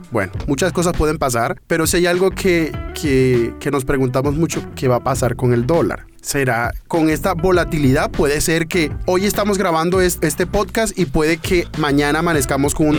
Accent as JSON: {"language": "Spanish", "country": "Colombia", "said": "nosotros como colombianos"}